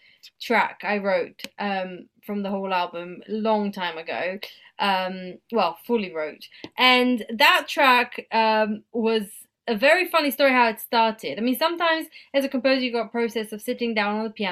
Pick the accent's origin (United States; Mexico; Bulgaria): Bulgaria; throughout my teenage years, I grew up here in Bulgaria